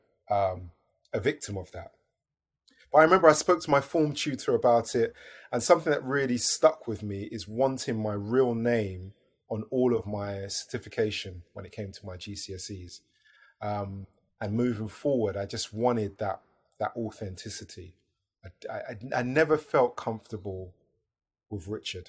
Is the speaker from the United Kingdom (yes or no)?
yes; United Kingdom; my own version of being African British